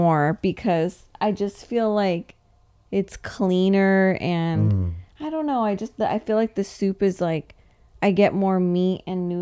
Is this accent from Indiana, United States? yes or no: no; Thousand Oaks, California, United States; I'm from Thousand Oaks